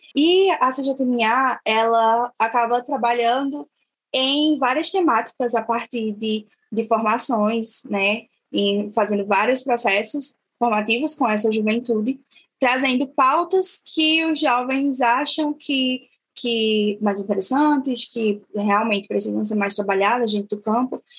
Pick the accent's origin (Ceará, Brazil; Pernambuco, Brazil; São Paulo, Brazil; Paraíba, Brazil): Pernambuco, Brazil; Triunfo; sou da comunidade quilombola aqui em Triunfo, que é a comunidade quilombola de Águas Claras